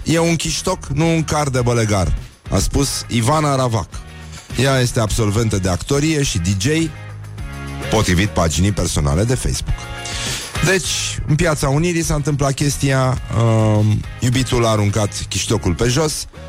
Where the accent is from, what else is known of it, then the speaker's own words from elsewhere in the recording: Brăila, Brăila County, Romania; eu sunt din Brăila și Brăila nu este în Moldova.